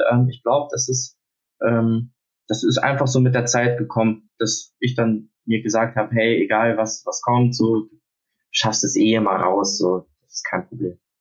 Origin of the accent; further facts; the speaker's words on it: Hamburg, Germany; ich bin aus Hamburg, äh, 17, bin gerade mitten in der Abiturphase